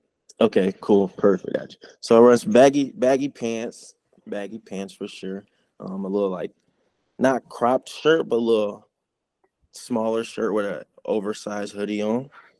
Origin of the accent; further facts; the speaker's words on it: Chicago, Illinois, United States; It's kind of how I grew up around Chicago. Everyone wanted to be the flyest kid.